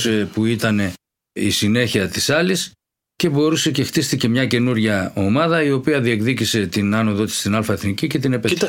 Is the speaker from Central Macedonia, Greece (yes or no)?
yes; Thessaloniki, Central Macedonia, Greece; Αναληψιώτη, ε, Αριανίδη γειτονιά. Εκεί μεγαλώσαμε.